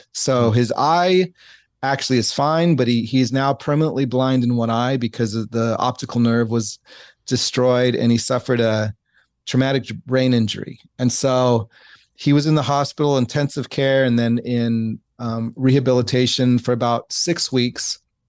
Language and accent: English; San Diego, California, United States; Yeah. I grew up right off of Home Avenue.